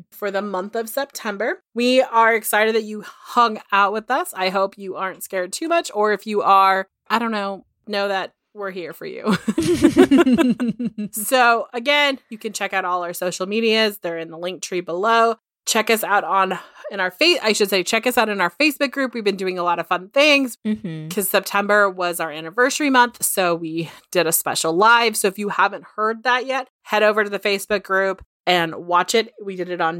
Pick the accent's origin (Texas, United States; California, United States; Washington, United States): Washington, United States; Tukwila; I grew up in Tuckawilla, Washington, most famously known for the Green River Killer, Gary Ridgway, as my city was his dumping grounds for many years. It's about a 15 20 minute drive from downtown Seattle.